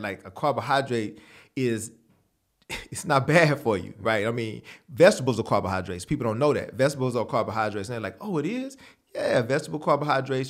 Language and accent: English; San Antonio, Texas, United States; I grew up in San Antonio, Texas